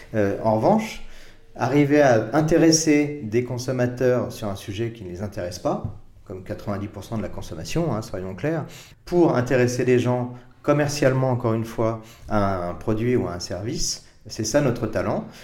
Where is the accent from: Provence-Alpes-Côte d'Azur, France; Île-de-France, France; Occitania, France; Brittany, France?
Île-de-France, France; Paris; je suis né à Paris euh, en 1964